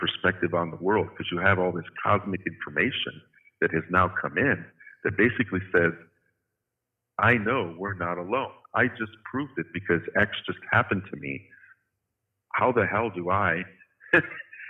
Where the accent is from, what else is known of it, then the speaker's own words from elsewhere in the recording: Midwest, United States; also born or lived in Fort Wayne, Indiana; when I grew up in the Midwest in the 60s and 70s